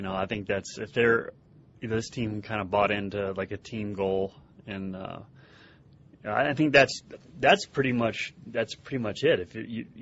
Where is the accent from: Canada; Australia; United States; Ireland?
United States; Elyria, Ohio; growing up in Elyria, all my buddies, we used to go to like 20 to 30 games at the old place.